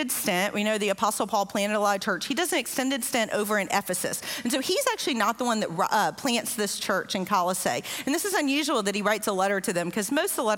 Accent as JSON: {"language": "English", "region": "Louisiana", "country": "United States", "moved": "yes", "lives_now": "Southeast Texas, United States", "said": "I am from Louisiana, which is even flatter. In fact, just like 15 minutes from my house in Louisiana"}